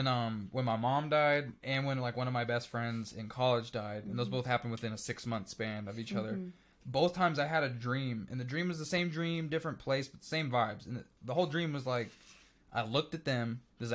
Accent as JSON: {"language": "English", "region": "Missouri", "country": "United States", "said": "I'm from Missouri."}